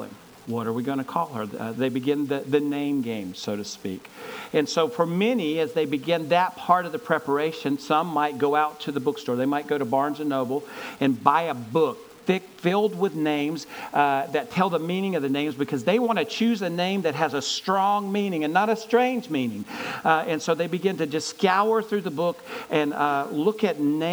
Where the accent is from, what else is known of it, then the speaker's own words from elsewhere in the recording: Gaffney, South Carolina, United States; my hometown of Gaffney, South Carolina